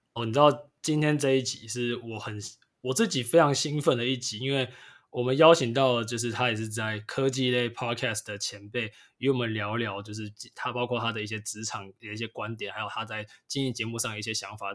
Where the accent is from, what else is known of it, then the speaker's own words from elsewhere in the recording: Taiwan; 最近我们台湾的疫情虽然最近有稍微缓和一点，不过就是还在还在一个封城状态啊